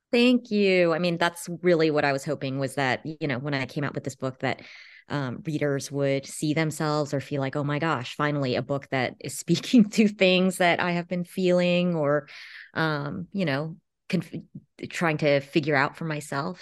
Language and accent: English; Los Angeles, California, United States; I grew up in Los Angeles